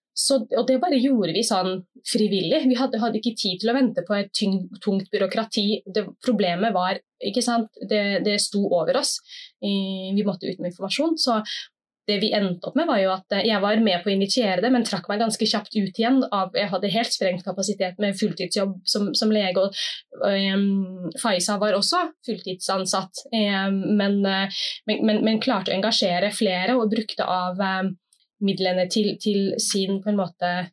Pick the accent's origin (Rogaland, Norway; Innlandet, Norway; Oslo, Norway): Oslo, Norway; bydelsoverlege i bydel Gamle Oslo, hvor jeg er fra. Jeg bor på Tøyen